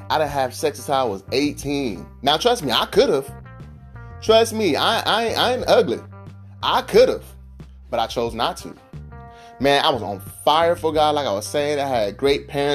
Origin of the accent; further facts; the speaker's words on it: Vallejo, California, United States; I'm from the hood. You know, I'm from California, Vallejo, California.